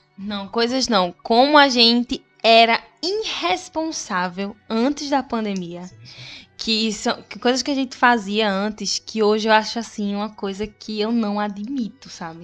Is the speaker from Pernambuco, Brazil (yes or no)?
yes; Recife, Pernambuco, Brazil; accent: Pernambuco; quando tem um pernambucano, o recifense eu me sinto muito mais representada, porque é de onde eu venho, é quem eu sou, ver nosso sotaquezinho.